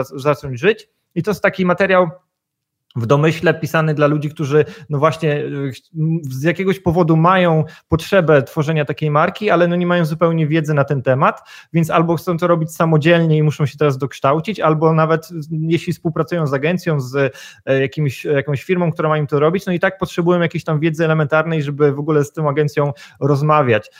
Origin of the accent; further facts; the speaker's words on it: Poland; moved away as an adult; also born or lived in Gdańsk; pochodzę i wychowałem się w miejscowości, która ma tam powiedzmy ponad 20 tysięcy mieszkańców, więc powiedzmy jestem z małego miasteczka